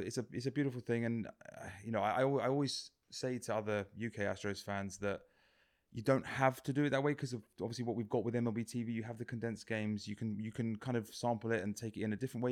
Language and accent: English; England, United Kingdom; born or raised there